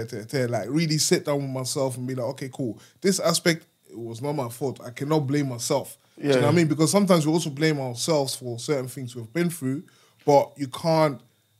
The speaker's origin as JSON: {"language": "English", "country": "Germany", "tie": "born or raised there", "moved": "yes", "said": "When you come to Germany, in my hometown, where I was brought up."}